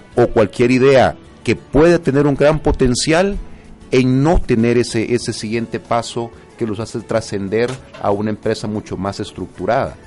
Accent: El Salvador; como buenos salvadoreños

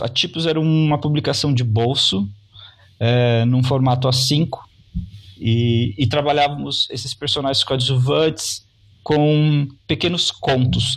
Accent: Londrina, Paraná, Brazil; also born or lived in São Paulo; eu sou de Londrina, que é o sul do país, mais próximo do estado de São Paulo. É uma cidade ao uhum. norte do Paraná

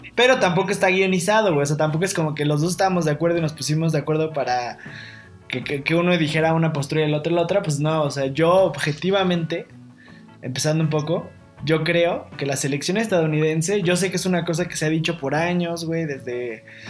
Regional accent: Mexico

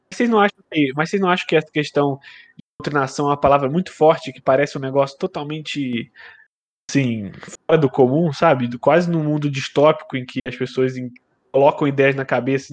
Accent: Teresópolis, Rio de Janeiro, Brazil; Eu também sou de Teresópolis

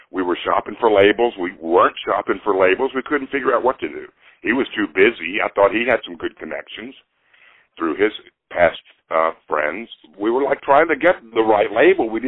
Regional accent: Nashville, Tennessee, United States; moved away as an adult; also born or lived in New Jersey; I'm born and raised in Nashville, but I split for New Jersey for 33 years in 78 up until 2010

